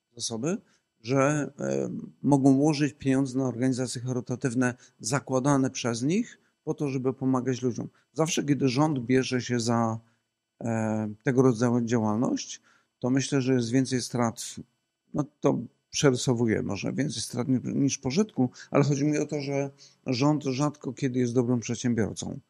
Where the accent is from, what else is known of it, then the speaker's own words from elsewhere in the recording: Poland; my też jako Polacy